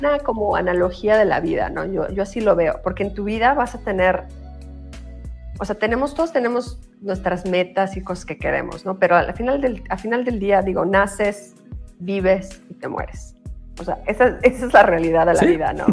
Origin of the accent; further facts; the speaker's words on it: Mexico; moved away as an adult; now in United States; nací en México, pero hice toda mi carrera en Estados Unidos y yo voy aquí 26